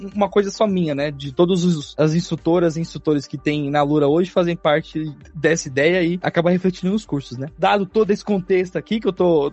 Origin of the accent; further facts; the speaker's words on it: São Paulo, Brazil; até a Zona Leste de São Paulo, que é de onde eu vim.